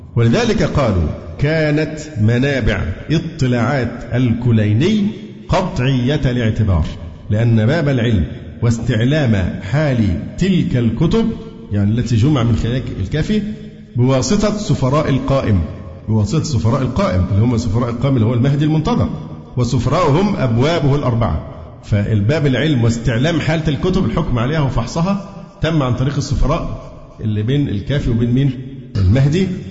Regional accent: Alexandria, Alexandria Governorate, Egypt; أنا اسكندراني

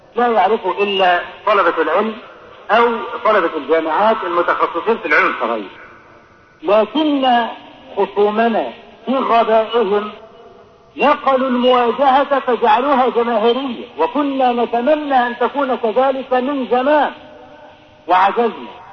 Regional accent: Egypt; عندنا في مصر هنا

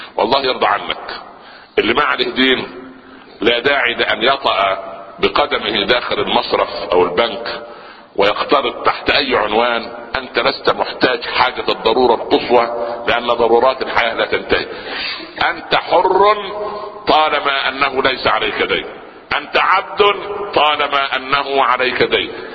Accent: Upper Egypt, Egypt; عندنا في الصعيد

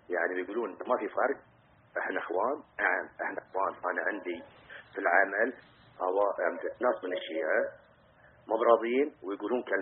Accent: Bahrain; واللي يتحجون عندنا في البحرين انه ما في

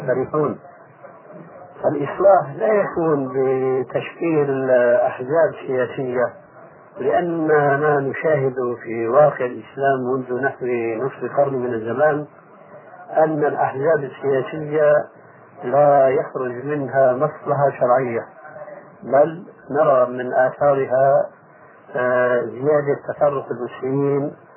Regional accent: Syria; عندنا في سوريا

